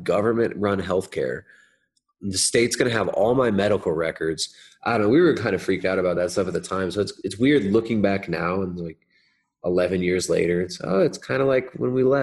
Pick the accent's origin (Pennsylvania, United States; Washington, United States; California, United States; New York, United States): California, United States; Southern; moved away; I grew up in Southern California